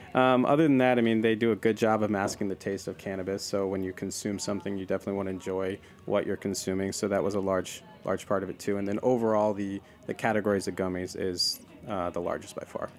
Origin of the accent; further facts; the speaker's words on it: the Northwest, Pacific Northwest, United States; I grew up in the Northwest. That's where I'm from.